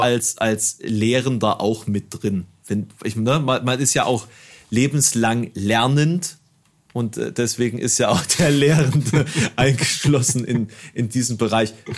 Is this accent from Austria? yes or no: no; Germany; bei uns in Deutschland